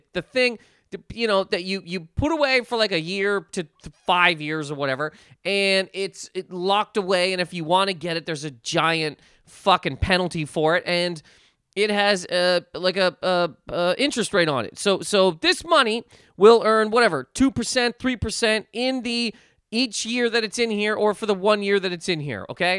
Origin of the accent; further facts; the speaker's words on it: Canada; now in United States; Okay, so basically, okay, so I'm Canadian, right? I live in America. Great. So because of that, I have a bank account in America. I got a bank account in Canada.